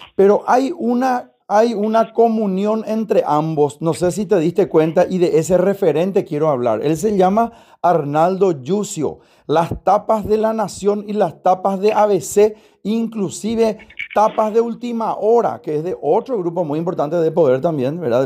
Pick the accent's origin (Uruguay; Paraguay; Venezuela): Paraguay; a nosotros como paraguayos